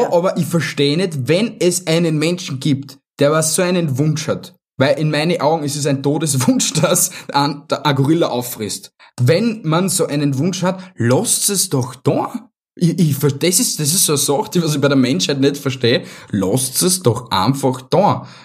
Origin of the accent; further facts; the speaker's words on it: Vienna, Austria; bei uns in Wien